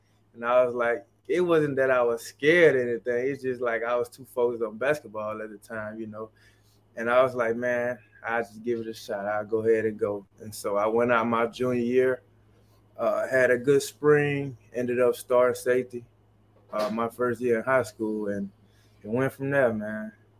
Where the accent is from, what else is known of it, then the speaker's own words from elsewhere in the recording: Mississippi, United States; Yeah, sports played a major role in my life growing up. Being young, you know, it wasn't much we can do in Mississippi, not a lot of things to do.